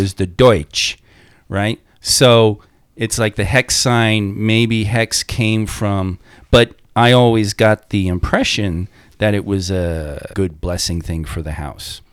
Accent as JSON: {"language": "English", "area": "Long Island", "region": "New York", "country": "United States", "said": "I'm from Long Island, so it, Jewish and Italian Catholic"}